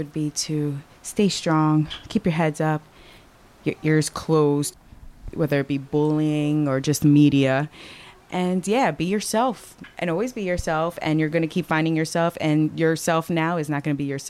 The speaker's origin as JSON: {"language": "English", "town": "Somerville", "region": "New Jersey", "country": "United States", "tie": "born or raised there", "said": "Somerville, New Jersey."}